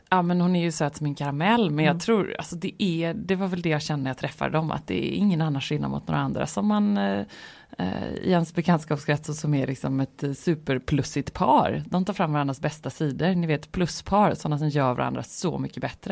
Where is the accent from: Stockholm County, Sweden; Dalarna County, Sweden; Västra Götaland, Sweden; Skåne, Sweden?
Västra Götaland, Sweden; Gothenburg; jag känner mig väldigt mycket som en göteborgare